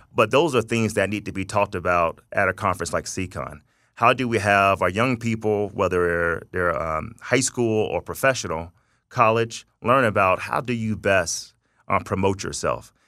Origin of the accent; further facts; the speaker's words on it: Tallahassee, Florida, United States; moved away as an adult; also born or lived in Thomasville, Georgia; now in Las Vegas, United States; I'm from North Florida, South Georgia, uh, by way of Tallahassee, Florida, Thomasville, Georgia.